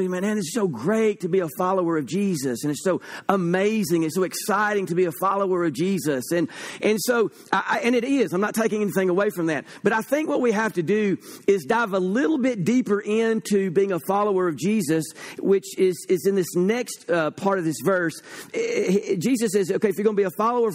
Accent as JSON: {"language": "English", "country": "United States", "said": "I am an American"}